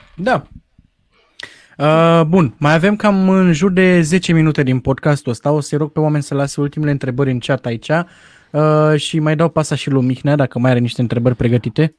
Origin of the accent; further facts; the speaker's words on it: Romania; noi ca români